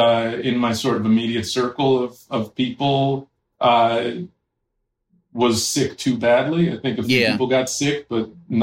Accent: New York City, New York, United States; born there; I was born in New York City.

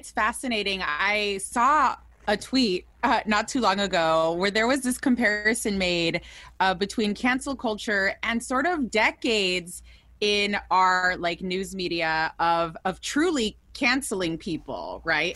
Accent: United States; We are born and raised in the U S

